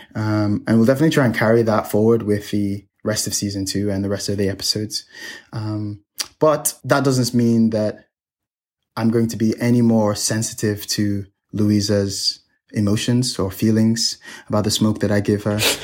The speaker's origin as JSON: {"language": "English", "country": "Nigeria", "moved": "yes", "lives_now": "Hong Kong", "said": "I'm Nigerian. I come from a third world country."}